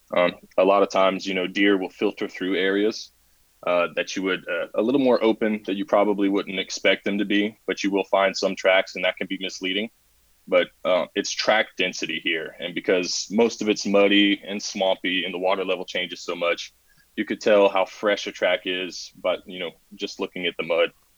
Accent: South Carolina, United States; I've been born and raised in South Carolina, not necessarily the part that I live in now, um, but around the area.

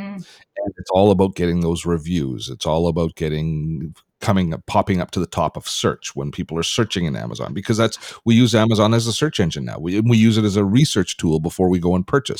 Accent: Canada; I'm Canadian

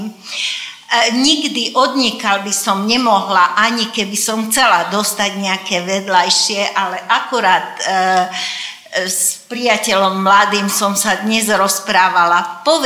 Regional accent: Dunajská Streda, Trnava Region, Slovakia; first language Hungarian; Slovak is a second language; moved away as an adult; now in Žilina, Slovakia; Áno, ja som z Dunajskej stredy, aj mám tam dodnes do rodičovský e, byt

